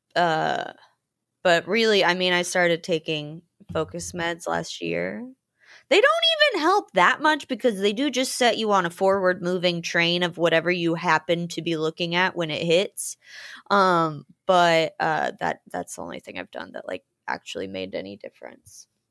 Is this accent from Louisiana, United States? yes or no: no; Georgia, United States; moved away as an adult; also born or lived in New Orleans / Germany / Austin; now in Los Angeles, United States; I'm from Georgia, I moved to New Orleans for college